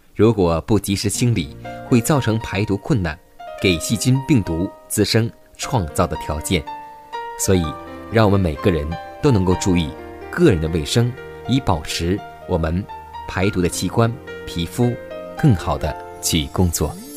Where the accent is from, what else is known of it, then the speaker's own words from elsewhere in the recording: China; 我们中国人